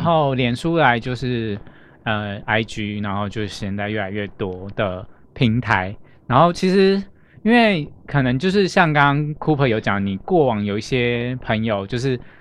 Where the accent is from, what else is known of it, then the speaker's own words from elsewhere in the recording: southern Taiwan, Taiwan; moved away; also born or lived in Chiayi / Kaohsiung; 因为我本身是南部人